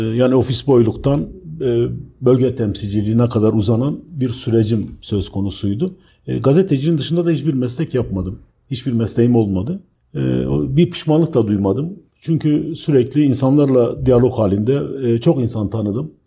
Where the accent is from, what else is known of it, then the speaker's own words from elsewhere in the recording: Diyarbakır, Diyarbakır Province, Turkey; also born or lived in Ankara; bu kent mesela Diyarbakır gibi bir kentte doğup büyüdüğüm yerler